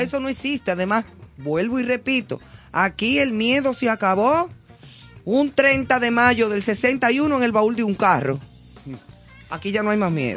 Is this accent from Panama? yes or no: no; Dominican Republic; also born or lived in Madrid, Spain